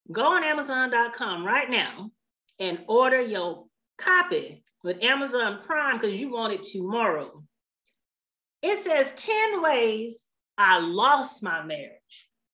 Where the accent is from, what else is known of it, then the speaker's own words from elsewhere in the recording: California, United States; now in Alabama, United States; I'm from California, and we say Ka-ra, Ka-ra.